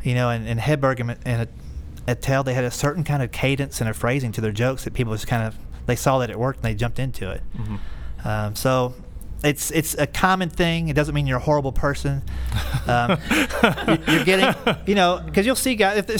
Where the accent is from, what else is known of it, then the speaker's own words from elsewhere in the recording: the South, United States; I'm from the South.